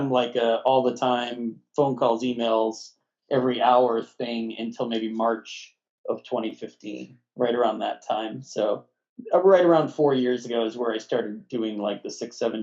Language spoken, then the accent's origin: English; Northeast, United States; moved away as an adult; also born or lived in Brooklyn, New York; now in Massachusetts, United States; I'm from the Northeast. I always planned on moving back here to be closer to family